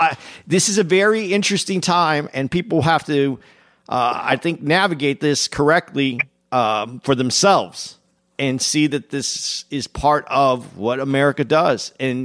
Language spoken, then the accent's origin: English; Arizona, United States; I'm from Arizona, so I know about this.